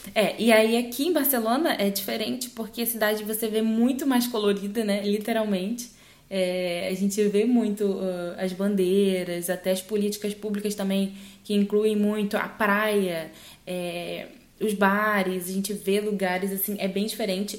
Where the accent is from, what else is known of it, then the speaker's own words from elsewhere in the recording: Northeast Region, Brazil; moved away as an adult; also born or lived in Rio de Janeiro, Brazil / São Luís, Brazil; now in Spain; no Brasil, eu sou nordestina